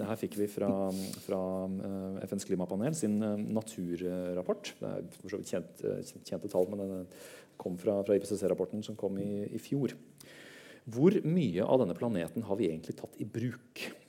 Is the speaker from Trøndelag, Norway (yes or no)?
yes; Høylandet, Trøndelag, Norway; also born or lived in Oslo (Kalbakken); Året før hadde vi flytta fra Oslo, og jeg hadde bodd alle mine syv år, og nordover til Høylandet